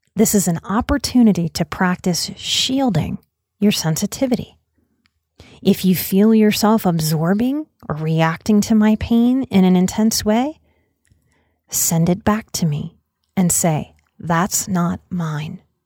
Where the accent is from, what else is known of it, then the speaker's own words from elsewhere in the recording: United States; as an American society